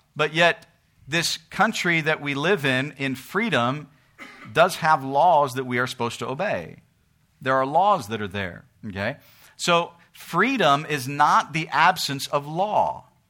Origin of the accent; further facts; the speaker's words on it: United States; we live in America. We're American citizens.